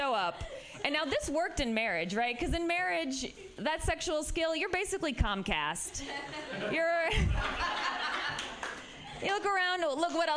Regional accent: Midwest, United States; now in San Francisco, United States; I'm from the Midwest

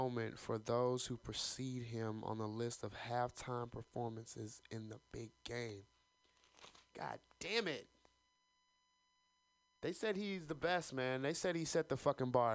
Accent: the South, United States; I'm from the South. We care about one thing, and that is college football

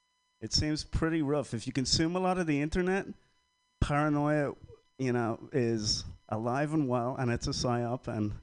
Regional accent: Ireland; now in San Francisco, United States; That to me, as an Irishman who lived between Catholic and Protestant, that says like we're not allowed to say how we feel, and there's an awful lot of pressure to feel a certain way. But I'm Irish

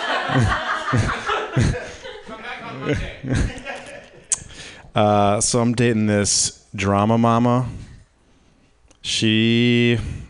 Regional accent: Michigan, United States; I'm from Michigan.

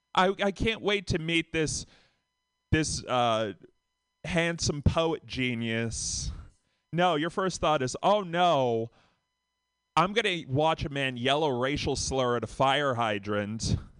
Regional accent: Boston, Massachusetts, United States; from Boston

